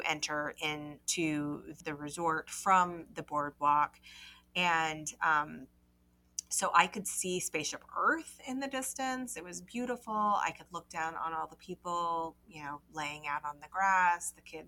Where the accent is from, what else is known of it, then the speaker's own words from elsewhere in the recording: North Carolina, United States; I grew up in North Carolina and spent lots of vacations down in Charleston, South Carolina